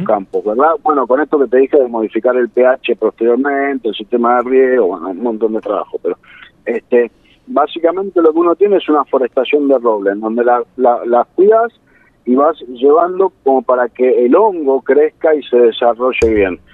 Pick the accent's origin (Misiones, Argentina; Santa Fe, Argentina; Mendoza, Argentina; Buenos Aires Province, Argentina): Buenos Aires Province, Argentina; San Isidro; Yo soy de Buenos Aires, este, nací en, San Isidro